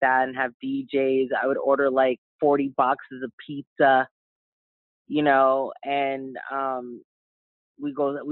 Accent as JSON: {"language": "English", "town": "Los Angeles", "region": "California", "country": "United States", "tie": "born or raised there", "said": "I was raised in Hollywood Hills, overlooking the city of Los Angeles"}